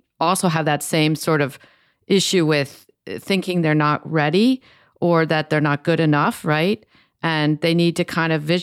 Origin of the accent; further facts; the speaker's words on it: Chicago, Illinois, United States; I'm from Illinois and from Chicago.